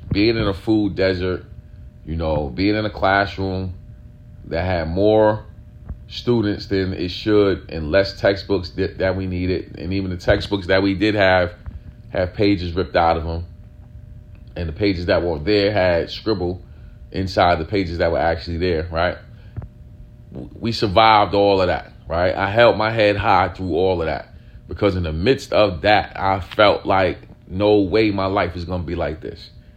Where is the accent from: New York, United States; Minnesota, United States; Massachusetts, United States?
New York, United States; New York City; where we grew up at in East New York, not only East New York, we grew up in pink houses